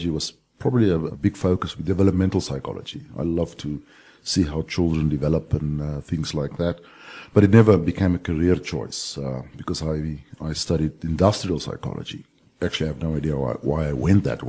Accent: Brakpan, Gauteng, South Africa; also born or lived in northern Transvaal, South Africa; now in Vancouver, Canada; then we moved to the one of the most advanced cities in the world, Brakpan, on the East Rand, and then I went to school there and to university

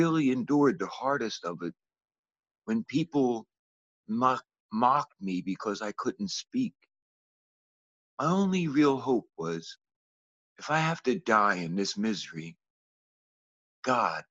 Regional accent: Philadelphia, Pennsylvania, United States; I grew up in Philadelphia, Pennsylvania in the early 60s.

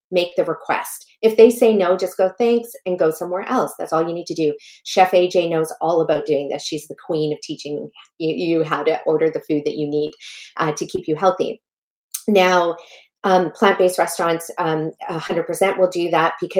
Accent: Canada; also born or lived in Malawi; I was born in a tiny little village in Malawi, Africa, that has no plumbing, no electricity. And that's where I come from. And then I was raised in Canada

